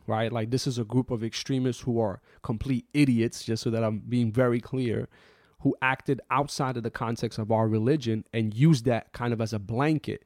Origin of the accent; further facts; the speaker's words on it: New York City, New York, United States; I grew up in New York City after September eleventh as someone who was of the Muslim faith.